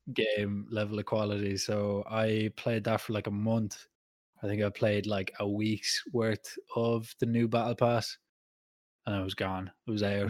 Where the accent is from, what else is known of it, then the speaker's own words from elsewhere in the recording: Ireland; we're Irish